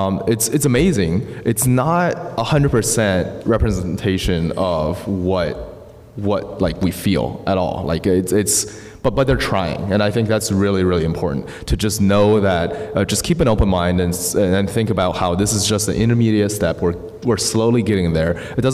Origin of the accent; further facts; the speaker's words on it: Boulder, Colorado, United States; because we're from Boulder, and Boulder is, you know, we're the typical Boulder hippies as well.